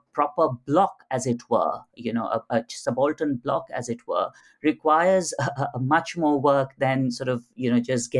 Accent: India; who were born and brought up in India

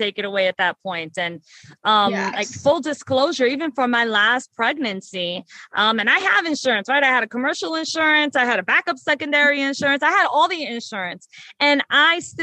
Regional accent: New York City, New York, United States; I was born and raised in the South Bronx

